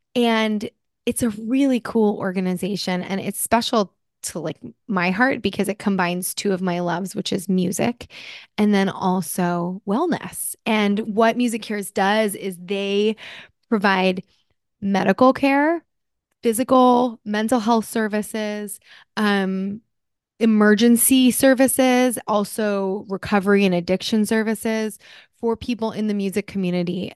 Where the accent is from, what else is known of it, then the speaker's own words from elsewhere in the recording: New Jersey, United States; moved away; I'm originally from New Jersey.